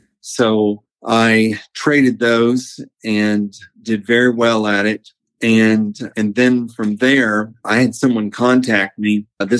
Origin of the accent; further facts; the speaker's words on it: Tennessee, United States; moved away as an adult; also born or lived in California; So I was born in California in 1958. And at 6.5 years old, my parents moved me and my brother back to Tennessee. So I lived out all my life in Tennessee up until I was 21.